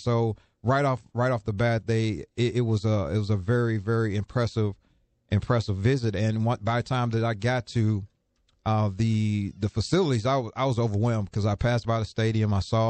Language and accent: English; St. Louis, Missouri, United States; because when, again, growing up in St. Louis, you know, I was just used to seeing the Big 8 football